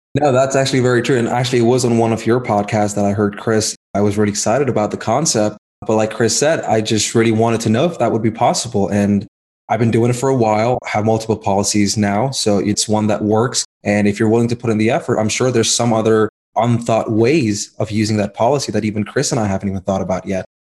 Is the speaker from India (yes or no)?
yes; India; moved away as an adult; now in United States; I was born in India. I came to the US back in 2015